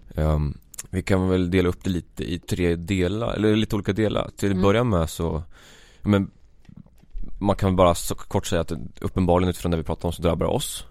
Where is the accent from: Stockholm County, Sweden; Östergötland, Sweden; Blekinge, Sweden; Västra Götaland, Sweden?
Östergötland, Sweden; Vadstena; jag är en 22-årig pöjk från Vadstena, Östergötland Det kommer säkert höras